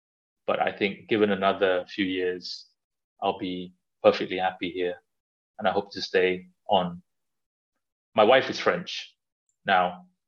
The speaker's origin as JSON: {"language": "English", "country": "Malaysia", "said": "like Malaysia is my home. It's where all my relatives are, where my parents are. I have friends there. I am Malaysian in the way that I love eating and I love just socializing"}